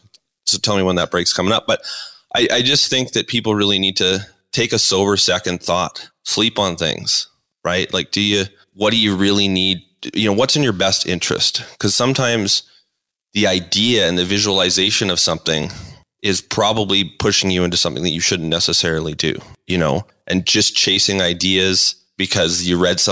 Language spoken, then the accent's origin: English; Calgary, Alberta, Canada; So like most, you know, people that are born and raised in Calgary, my dad was in the oil and gas business